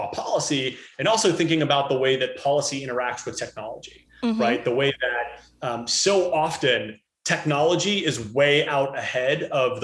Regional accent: Cincinnati, Ohio, United States; I wound up growing up in Cincinnati, Ohio.

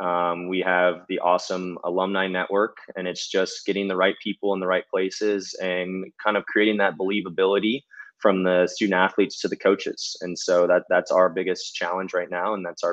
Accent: Hawaii, United States; Yeah, so I was actually born and raised in Hawaii. Grew up there.

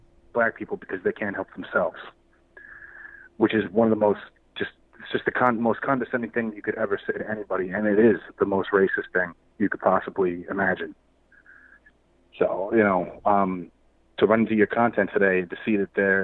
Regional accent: New York City, New York, United States; moved away as an adult; now in North Carolina, United States; I grew up in Bed-Stuy, Brooklyn. I moved out of there a few years ago

